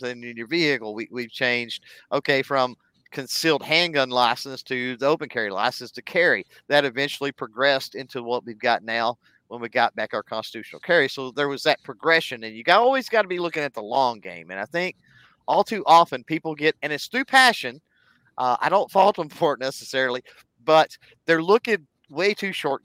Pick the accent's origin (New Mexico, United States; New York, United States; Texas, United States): Texas, United States; one of the beautiful things about being a Texan